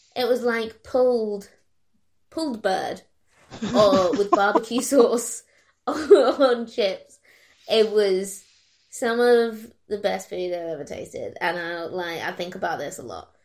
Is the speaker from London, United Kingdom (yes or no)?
no; Kent, South East England, United Kingdom; moved away; originally we're from Kent